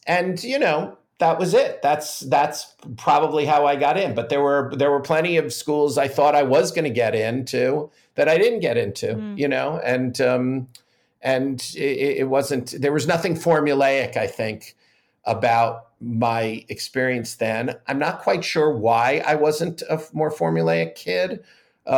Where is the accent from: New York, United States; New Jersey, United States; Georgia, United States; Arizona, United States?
New York, United States; Great Neck; I grew up in Great Neck, Long Island